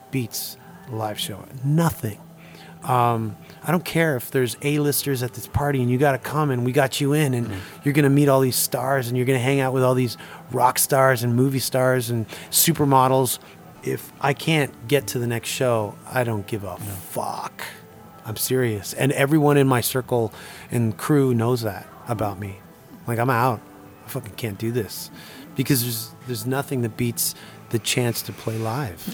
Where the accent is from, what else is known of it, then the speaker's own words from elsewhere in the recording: Toronto, Ontario, Canada; now in Sweden; growing up in Toronto